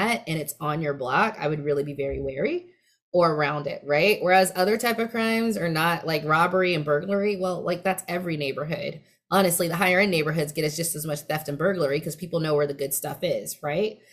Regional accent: West Coast, United States; accent: West Coast dialect; I sort of talk with a certain West Coast dialect for a Black woman

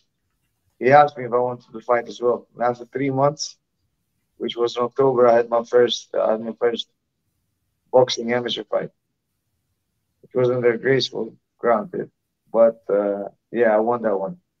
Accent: Malta; I'm from Malta. It's a tiny island in the Mediterranean. We're only like 500,000 people over here

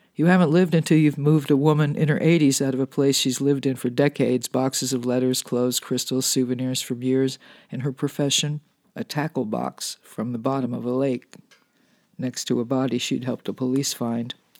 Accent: California, United States; Being a Californian

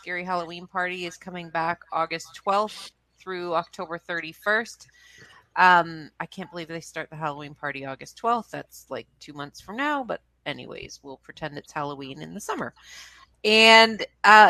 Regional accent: Canada; we're Canadian here

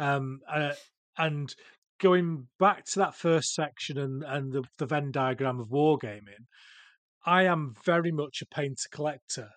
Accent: Cheshire, North West England, United Kingdom; now in Yorkshire, United Kingdom; I was born in Cheshire

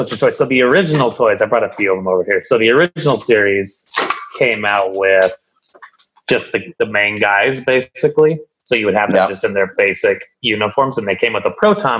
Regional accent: Washington, United States; born or raised there

